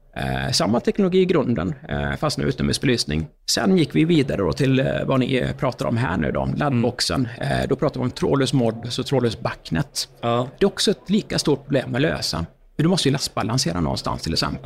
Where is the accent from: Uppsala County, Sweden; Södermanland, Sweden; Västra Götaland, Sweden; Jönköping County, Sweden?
Västra Götaland, Sweden; Uddevalla; Jag kommer ju från eh, Uddevalla